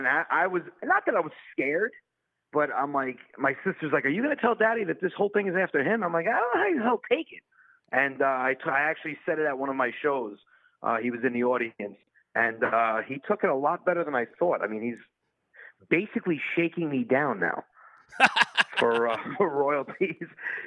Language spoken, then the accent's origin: English; New Rochelle, New York, United States; moved away as an adult; now in Long Island, United States; I grew up in Westchester, New York, New Rochelle.